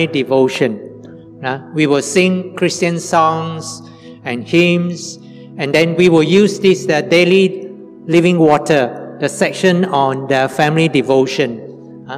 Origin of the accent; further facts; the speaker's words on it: Sibu, Sarawak, Malaysia; also born or lived in Kuching, Malaysia; When I was 6 to 11 years old, my mother and my brother and sister and I, we stayed with my grandfather in Cebu. My father died when I was 5 years old. So we moved from Kuching to Cebu.